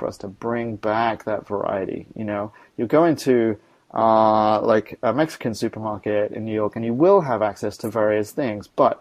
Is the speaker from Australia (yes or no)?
yes; Australia; moved away; I was born in Australia